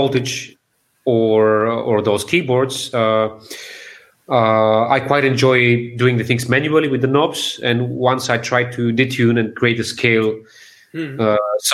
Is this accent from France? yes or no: no; Sofia, Bulgaria; born or raised there